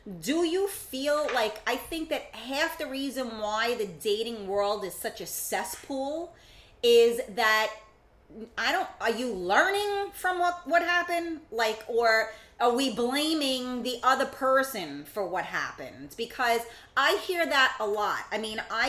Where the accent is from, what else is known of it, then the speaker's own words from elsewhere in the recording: New York City, New York, United States; I'm from the Bronx